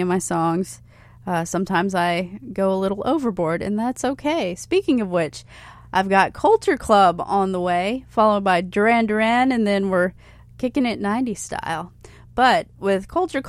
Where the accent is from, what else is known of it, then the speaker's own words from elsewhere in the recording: Hilton Head Island, South Carolina, United States; I grew up in Hilton Head.